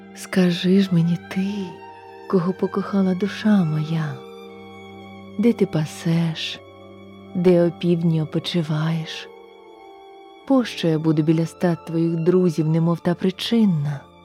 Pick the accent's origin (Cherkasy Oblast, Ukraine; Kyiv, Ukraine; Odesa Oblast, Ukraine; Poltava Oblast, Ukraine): Kyiv, Ukraine; now in Baden, Switzerland; Я українка, киянка